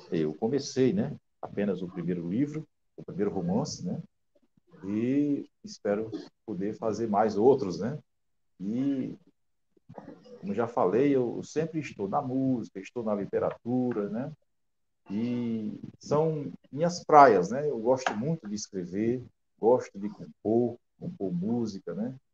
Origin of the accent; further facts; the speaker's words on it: Alexandria, Rio Grande do Norte, Brazil; born there; also born or lived in Mossoró / Natal; now in São Gonçalo do Amarante, Brazil; eu nasci em Alexandria, no, no interior do nosso estado, Rio Grande do Norte, né? E tenho uma longa caminhada, passei por Mossoró, né? E cheguei a Natal